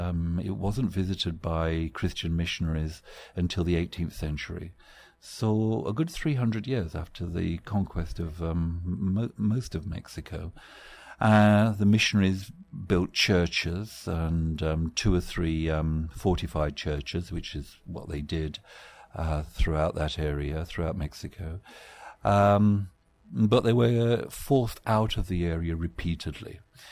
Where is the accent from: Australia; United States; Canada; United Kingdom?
United Kingdom; England; as a student of anthropology in the 1970s, growing up in England